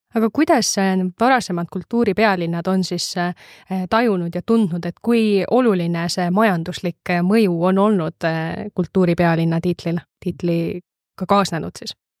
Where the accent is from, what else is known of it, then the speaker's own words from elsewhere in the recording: Viljandi, Viljandi County, Estonia; ma ise olen Viljandist pärit